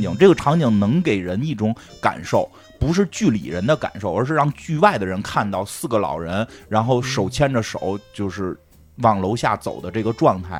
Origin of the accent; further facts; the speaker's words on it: Beijing, China; 因为那也是我初中的时候，还真是，真是嗯那太有感觉了，初中时候 每天去百盛看能不能遇上喜欢的， 喜欢的同学这种